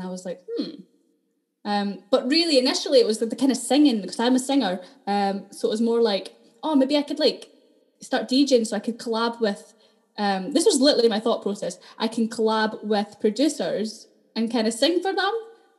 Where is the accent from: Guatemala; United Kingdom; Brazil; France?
United Kingdom; Dundee, Scotland; accent: Dundonian; Yeah, well, I lived in Dundee, so I grew up completely in Dundee. I don't know if you can hear it in the accent, it's kind of going, but I'm still quite Dundonian.